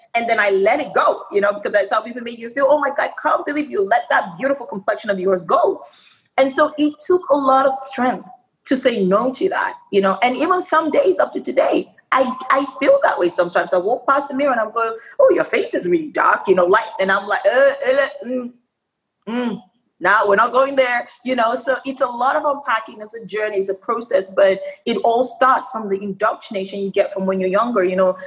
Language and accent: English; Nigeria; moved away; also born or lived in Australia; I spent my um, early formative years in Nigeria, and then I went to Australia